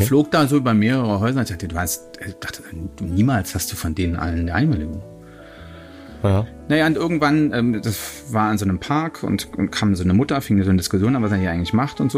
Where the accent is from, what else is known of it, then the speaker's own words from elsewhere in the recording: Hamburg, Germany; meine Heimatstadt Hamburg